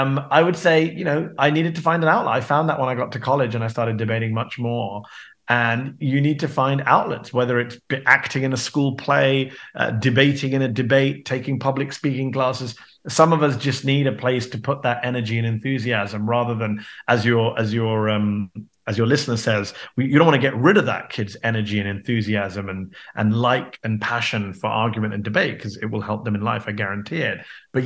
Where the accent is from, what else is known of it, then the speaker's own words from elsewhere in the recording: United Kingdom; now in United States; I'm a British American now, and I think it's the British side of me that's contributing to that.